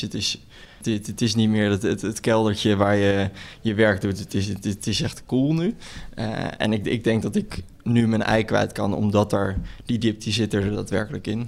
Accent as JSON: {"language": "Dutch", "country": "Netherlands", "said": "wij als Nederlanders"}